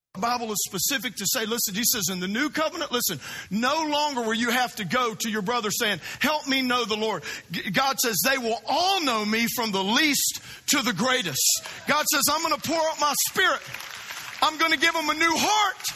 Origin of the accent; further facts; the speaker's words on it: South Louisiana, United States; now in Florida, United States; I grew up in South Louisiana